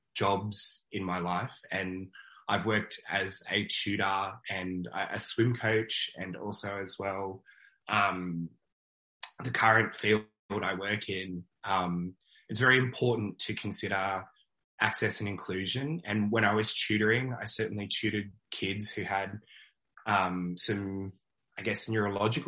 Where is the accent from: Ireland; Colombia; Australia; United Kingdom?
Australia; Aussies and Canadians, like our Canadian and Aussie cousins, like, we are very, like, welcoming people